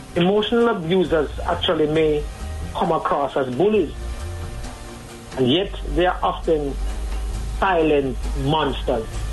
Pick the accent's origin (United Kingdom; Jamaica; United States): Jamaica; as a Jamaican society